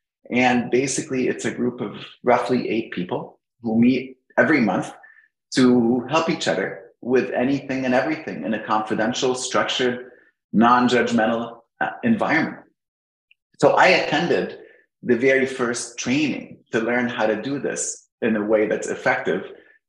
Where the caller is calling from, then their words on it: Alexandria, Virginia, United States; I'm right at home, Alexandria, Virginia.